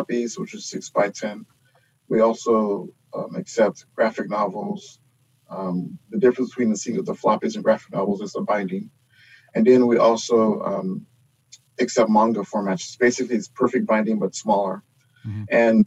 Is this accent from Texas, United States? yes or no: yes; Houston, Texas, United States; I'm from Houston